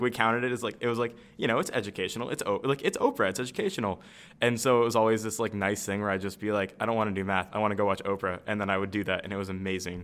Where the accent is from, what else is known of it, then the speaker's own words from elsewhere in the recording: Michigan, United States; I'm from Michigan. I'm on like the Lake Michigan side.